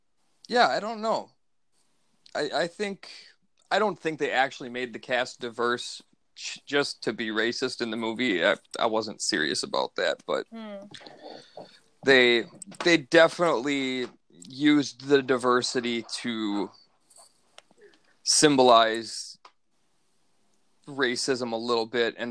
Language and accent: English; Los Angeles, California, United States; born there; Bro. I was born in East L.A. I love Cheech.